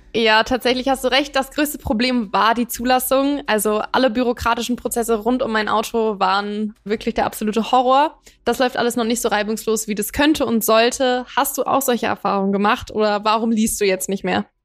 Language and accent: German; Hanover, Lower Saxony, Germany; now in Berlin, Germany; Ich komme ja gebürtig aus Hannover